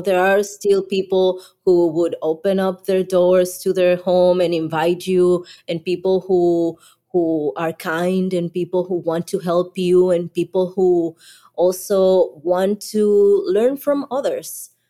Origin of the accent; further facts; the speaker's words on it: Colima, Mexico; English is a second language; I am from Colima, Mexico, a small state in the Pacific side